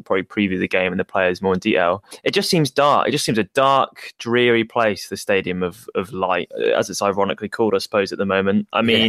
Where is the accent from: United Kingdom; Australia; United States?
United Kingdom; England; I'm English